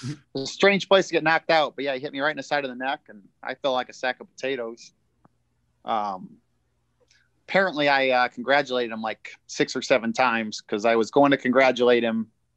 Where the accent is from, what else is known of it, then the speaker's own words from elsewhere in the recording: Indiana, United States; being a main event in my hometown.